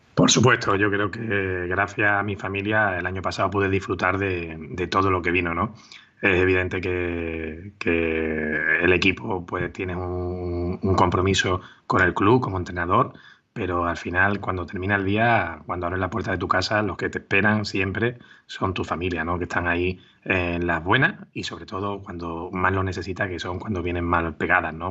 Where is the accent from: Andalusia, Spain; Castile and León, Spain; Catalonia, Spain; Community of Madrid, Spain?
Andalusia, Spain; Málaga; moved away as an adult; volví a mi casa, a Málaga, y firmé por pues, en el equipo de mi ciudad